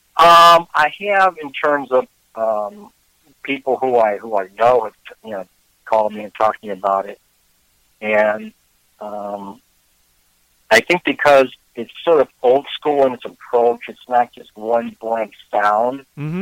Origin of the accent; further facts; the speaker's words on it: Chicago, Illinois, United States; moved away as an adult; also born or lived in Oregon / Vermont; I was born in Chicago. Um, lived here for most of my life